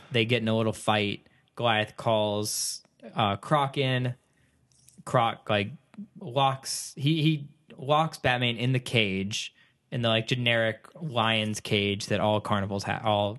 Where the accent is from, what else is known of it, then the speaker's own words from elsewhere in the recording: Texas, United States; I'm from Texas.